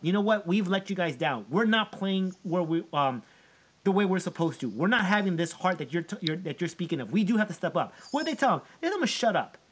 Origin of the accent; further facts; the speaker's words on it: United States; my dad is Colombian. I'm an American